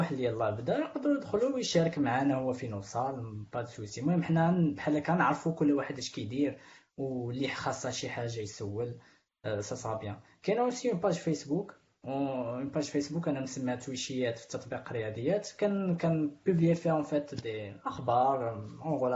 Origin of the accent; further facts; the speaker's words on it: Morocco; انا كاين مغاربه اخرين